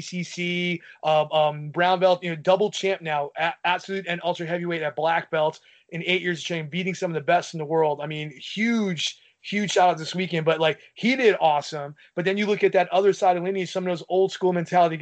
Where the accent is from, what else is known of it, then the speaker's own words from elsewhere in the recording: New York, United States; I'm a New Yorker through and through